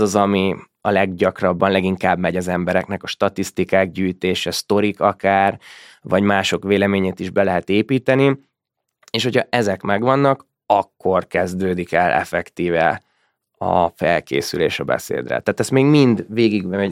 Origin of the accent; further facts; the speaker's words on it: Hungary; vittem magyarként